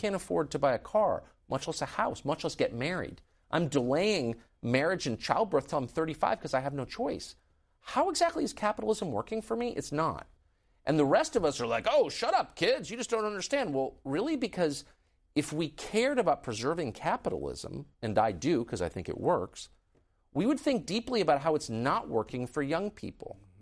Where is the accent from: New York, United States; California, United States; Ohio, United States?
California, United States; San Diego; also born or lived in San Francisco / Los Angeles; I grew up in California. I was born in San Francisco and lived in Los Angeles, and then really grew up in La Jolla